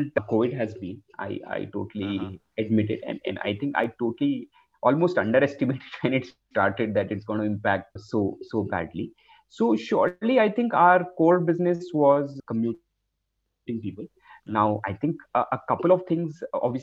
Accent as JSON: {"language": "English", "country": "India", "said": "as an Indian"}